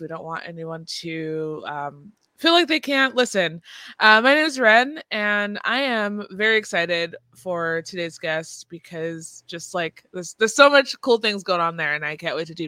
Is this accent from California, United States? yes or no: yes; Bay Area, California, United States; now in Vancouver, Washington, United States; I'm from the Bay Area, and I moved to Vancouver, Washington, because I wanted a change.